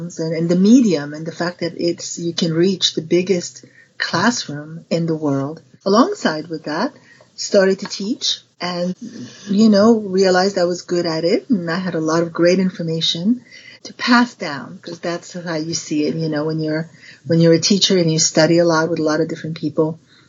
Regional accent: Paris, Île-de-France, France; But I was raised in Paris, and my dad at the time was the first one to head the William Morris agency in Paris.

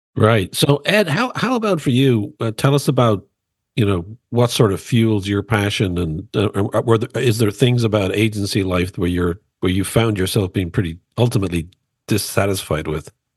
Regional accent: Dublin, Leinster, Ireland; I grew up in Dublin, Ireland

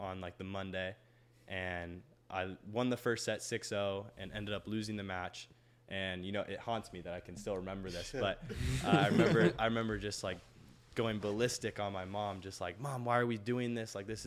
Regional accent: Fresno, California, United States; moved away as an adult; also born or lived in Georgia; Being from Fresno, California, there's not much tennis

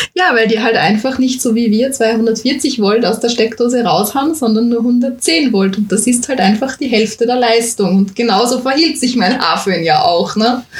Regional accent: Austria; bei uns in Österreich

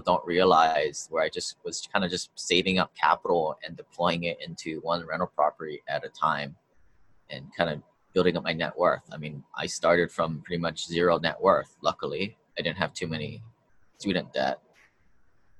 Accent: Hawaii, United States; I grew up here in Hawaii

